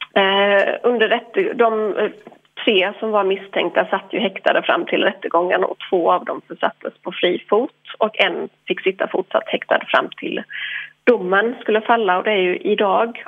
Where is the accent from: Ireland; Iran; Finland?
Ireland; now in Sweden; jag är irländsk